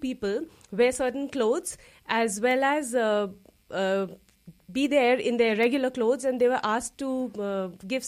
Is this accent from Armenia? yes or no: no; India; moved away as an adult; also born or lived in United States; now in Luxembourg; I'm from India originally, and I've been living in Luxembourg now for nearly 10 years